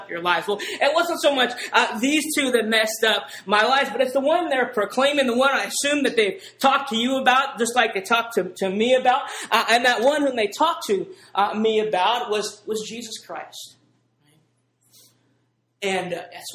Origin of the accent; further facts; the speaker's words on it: Oregon, United States; moved away as an adult; also born or lived in Princeton; I grew up in Oregon from a kind of a standard middle-class, lower-middle-class family